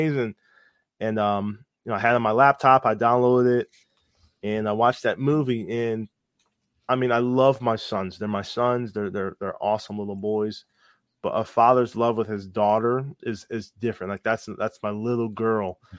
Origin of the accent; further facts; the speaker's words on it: Connecticut, United States; moved away; We're from Connecticut. Our area code is 203